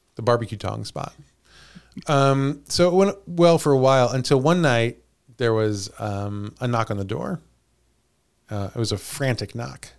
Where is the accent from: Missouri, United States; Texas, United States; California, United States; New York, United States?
Missouri, United States; we're from Missouri.